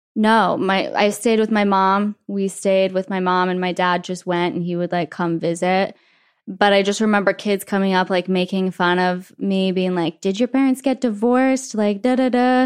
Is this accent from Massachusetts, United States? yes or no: no; Wyoming, United States; moved away; I grew up in Wyoming where everything is just nice.